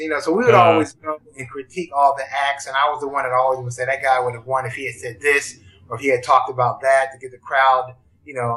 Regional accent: Yeadon, Pennsylvania, United States; I grew up in Philadelphia, actually outside in the suburbs of a small town called Yaden, Pennsylvania, which is right outside the Philadelphia city limits.

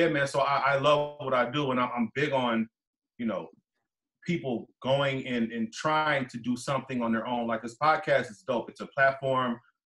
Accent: Richmond, California, United States; also born or lived in New York / El Sobrante; I'm from Richmond

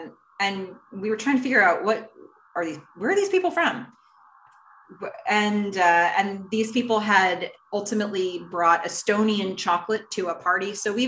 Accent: Ukraine; first language Russian; I'm from Ukraine, but grew up speaking Russian only, which for me, I think that does put this in some context.

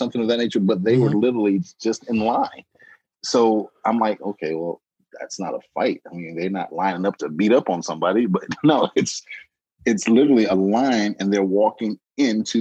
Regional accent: Markham, Illinois, United States; I'm from Markham, Illinois. And we used to have a couple candy stores over off of Nottingham and, in the local area that we used to go to.

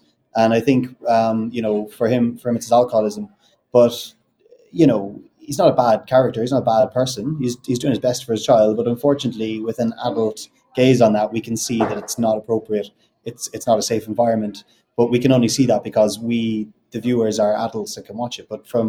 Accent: Ireland; accent: neutral Irish; I don't know if you can tell from my accent. I've got a very neutral Irish accent.

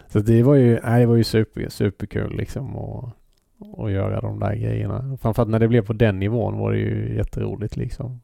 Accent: Halmstad, Halland County, Sweden; vi var från Bäckagård

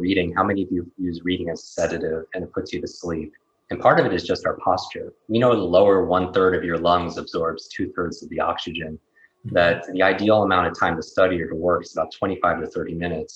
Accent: Northeast, United States; I grew up in the Northeast

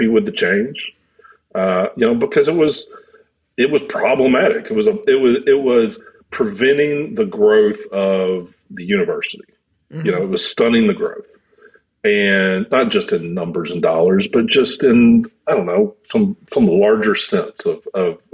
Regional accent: Shreveport, Louisiana, United States; moved away as an adult; I grew up in Shreveport, Louisiana

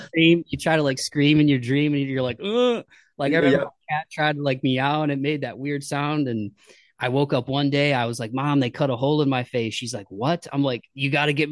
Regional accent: Toledo, Ohio, United States; I grew up in Ohio

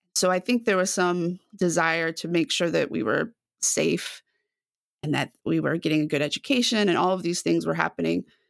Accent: Dallas, Texas, United States; now in Waco, United States; I'm from the Dallas area originally, grew up in a suburb just north of Dallas

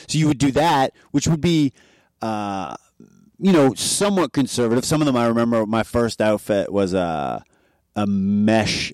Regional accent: Oshawa, Ontario, Canada; moved away as an adult; also born or lived in New York City / Milan; now in Vancouver, Canada; I'm from Oshawa, Ontario

